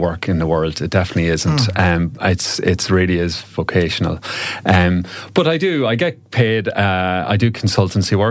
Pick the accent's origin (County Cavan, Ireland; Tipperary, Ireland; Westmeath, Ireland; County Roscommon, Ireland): County Cavan, Ireland; also born or lived in Galway / Dublin / Donegal; now in Ennistymon, Ireland; I'm actually originally from Cavan